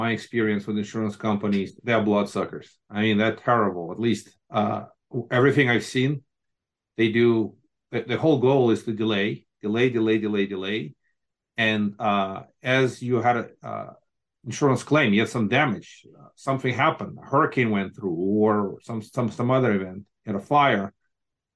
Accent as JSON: {"language": "English", "country": "Moldova", "tie": "born or raised there", "moved": "yes", "said": "I grew up in Moldova."}